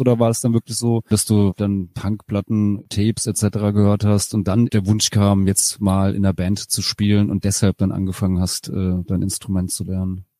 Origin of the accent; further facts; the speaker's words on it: Rheingau, Hesse, Germany; moved away; als ich dann wirklich auch aus diesem, aus dem Rheingau weggezogen bin, da wo ich herkomme, so aus dem, dem kleinen Kaff